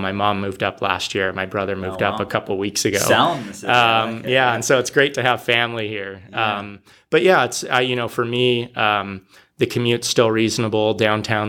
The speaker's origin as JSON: {"language": "English", "town": "San Jose", "region": "California", "country": "United States", "tie": "born or raised there", "also_born_or_lived": "San Diego, California", "moved": "as an adult", "lives_now": "Portland, United States", "said": "I grew up in San Jose and then I was in San Diego"}